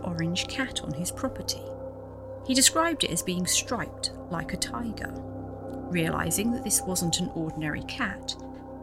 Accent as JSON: {"language": "English", "area": "the Fens", "region": "East of England", "country": "United Kingdom", "said": "I'm from the Fens and that's how it sounds."}